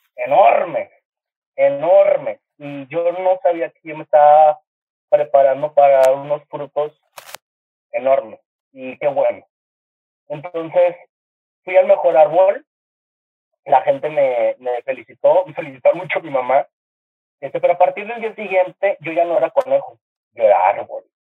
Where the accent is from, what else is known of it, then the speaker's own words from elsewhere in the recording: Monterrey, Nuevo León, Mexico; en el Kinder, aquí en Monterrey, porque soy de Monterrey